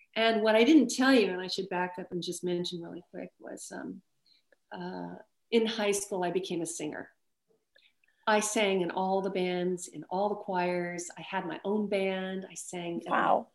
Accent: Las Vegas, Nevada, United States; I grew up in Vegas

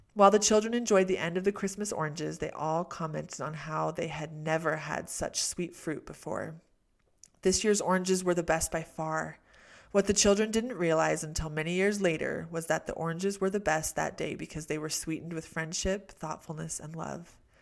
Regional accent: California, United States; I was born in California.

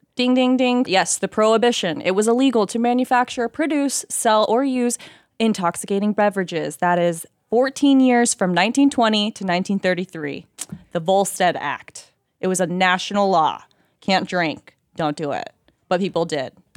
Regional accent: United States; also born or lived in Oklahoma / Texas; now in Los Angeles, United States; I grew up in Oklahoma and Texas

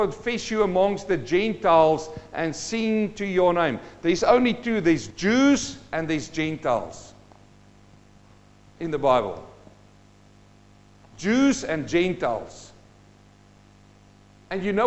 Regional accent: South Africa; now in New Zealand; I'm a South African-born Kiwi, and I'm standing here, and I came from South Africa where there were a lot of apartheid happening there.

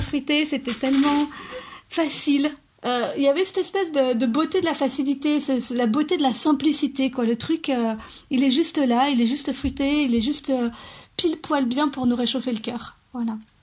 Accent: Lorraine, Grand Est, France; je viens de Lorraine

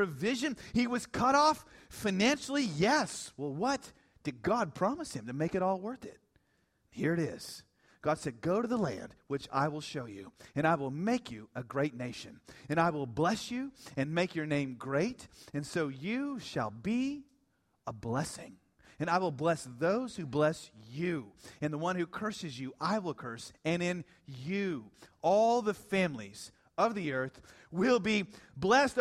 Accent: Dallas, Texas, United States; I'm from Dallas

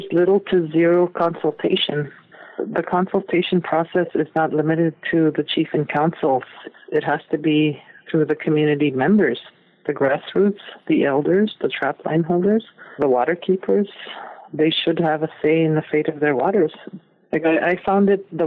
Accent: Peawanuck, Ontario, Canada; moved away as an adult; also born or lived in Alberta; my community, because we're downstream from the Ring of Fire Belt and along with the other Omeshkegowuk communities from the James Bay Coast

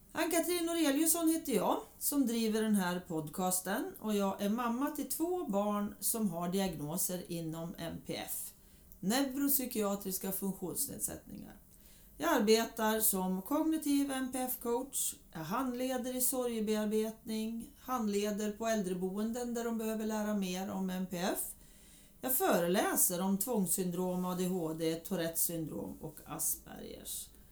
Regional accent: Hudiksvall, Gävleborg County, Sweden; born or raised there

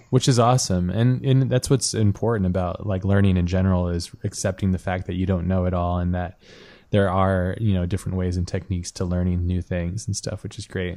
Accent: Hawaii, United States; I grew up in Hawaii

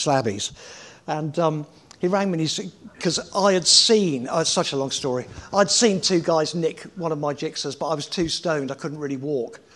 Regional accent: Winchester, South East England, United Kingdom; also born or lived in Norfolk; we moved down to Winchester from Norfolk, actually

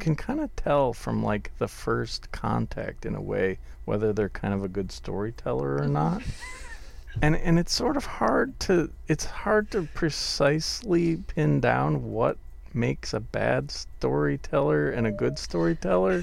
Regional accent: Wisconsin, United States; moved away; also born or lived in London; I grew up in snowy Wisconsin, the land of the ice fishermen

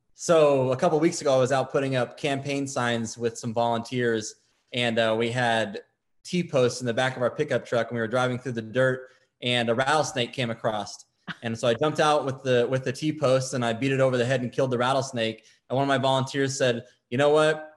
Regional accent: West Valley, Arizona, United States; also born or lived in Wittmann, Arizona; I grew up in the West Valley. I went to Millennium High School in Goodyear

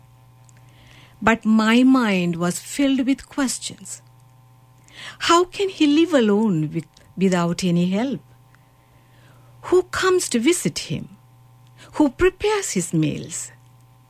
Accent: Sri Lanka; now in Canada; Originally, I'm from Sri Lanka, but now I'm here in Canada as a missionary.

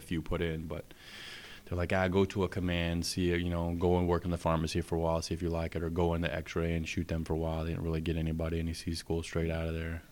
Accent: Tampa, Florida, United States; moved away as an adult; growing up in Tampa

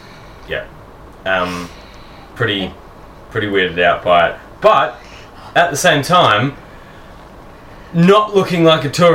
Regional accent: Australia; I don't speak Austrian, I speak English, I'm from Australia

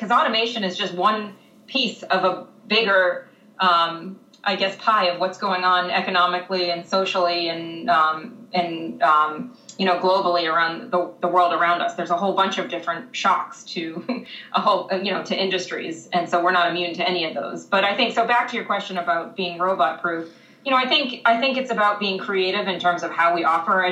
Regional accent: Massachusetts, United States; I grew up in Massachusetts where the school resides

